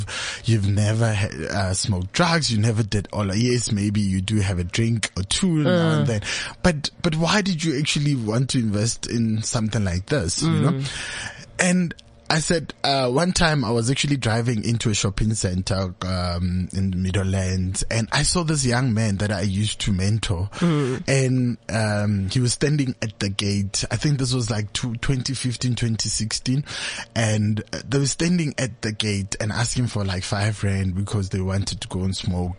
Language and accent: English; Netherlands; now in Roodepoort, South Africa; So I'm originally from Netherlands, but yeah. I moved, so I stay in Roodepoort.